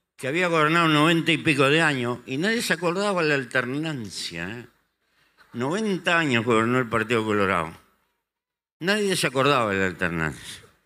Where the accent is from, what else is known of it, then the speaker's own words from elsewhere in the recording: Uruguay; en el Uruguay nos pasó eso